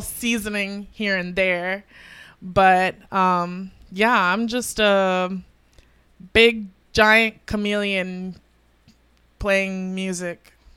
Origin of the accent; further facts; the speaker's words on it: Tampa, Florida, United States; also born or lived in Broward County, Florida; I'm from Tampa. I was originally born in South Florida, nine five four Broward County. Um, Um, and, um, yeah, I moved to Tampa at a young age